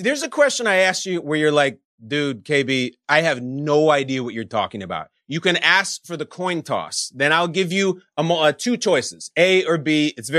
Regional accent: Chicago, Illinois, United States; That's my hometown.

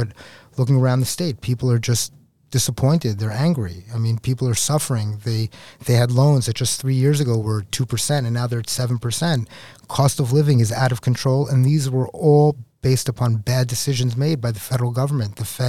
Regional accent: New York City, New York, United States; Yeah, so I grew up in Queens, New York. I lived in New York City, the New York State, my whole life.

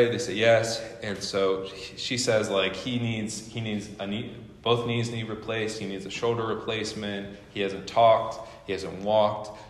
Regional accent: Midwest, United States; now in Seattle, United States; I'm telling you in Seattle specifically, we came from the Midwest, and so it's very different, different culture and everything.

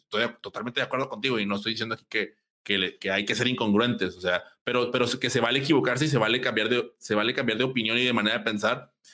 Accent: Monterrey, Nuevo León, Mexico; yo soy de Monterrey

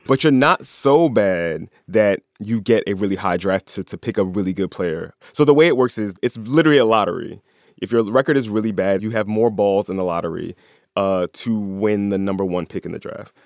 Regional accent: Philadelphia, Pennsylvania, United States; I'm from South Philly. I grew up a couple miles away from where the Sixers used to play back then

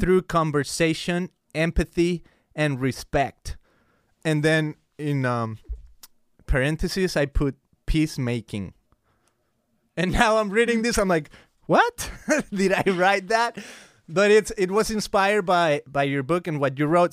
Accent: Guadalajara, Jalisco, Mexico; now in United States; I grew up in Guadalajara, Mexico. Uh, it's a city in the state of Jalisco

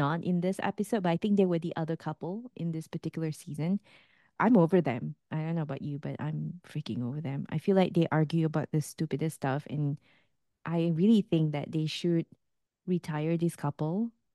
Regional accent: Singapore; moved away; as a Singaporean

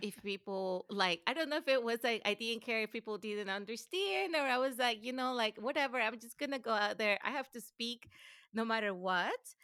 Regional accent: Venezuela; English is a second language; moved away as an adult; also born or lived in Gainesville, Florida / College Station, Texas / Vienna / Detroit; now in United States; I grew up in Venezuela and lived in Venezuela until I was almost eighteen

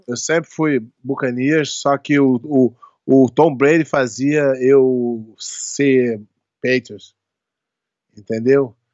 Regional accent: Rio de Janeiro, Brazil; now in Florida, United States; eu sou brasileiro do Rio de Janeiro

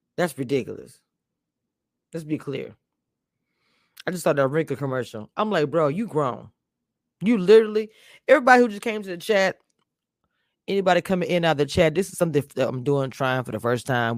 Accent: Louisiana, United States; also born or lived in the South; I'm from Louisiana

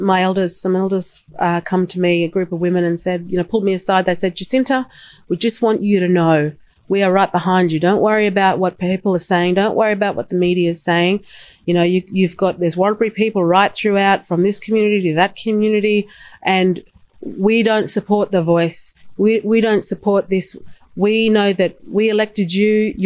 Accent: Australia; That's exactly right. We're all Australian. We're all brought up as such, as Australian.

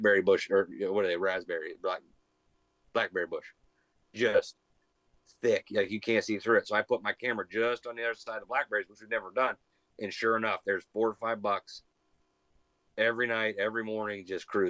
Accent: Lisbon, Ohio, United States; The entire town where we grew up in Lisbon

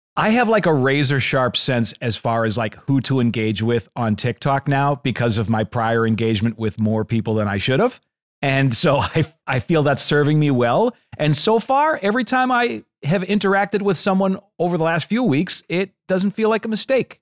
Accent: Boston, Massachusetts, United States; I'm from the Boston area

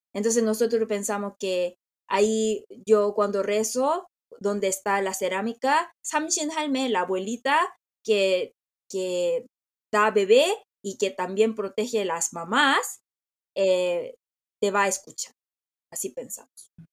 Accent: South Korea; Spanish is a second language; soy coreana

